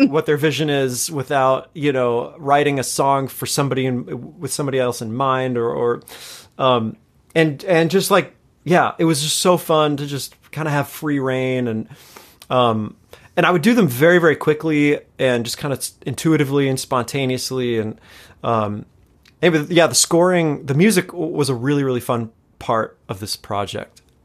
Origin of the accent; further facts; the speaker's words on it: Los Angeles, California, United States; also born or lived in Chicago; born and raised here in L